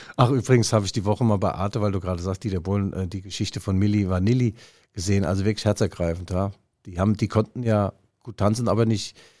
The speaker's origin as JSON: {"language": "German", "town": "Leipzig", "region": "Saxony", "country": "Germany", "said": "als Leipziger"}